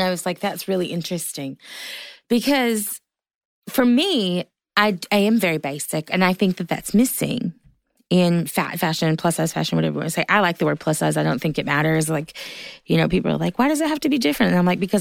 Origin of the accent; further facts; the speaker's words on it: the South, Southern United States, United States; I'm a Southerner too.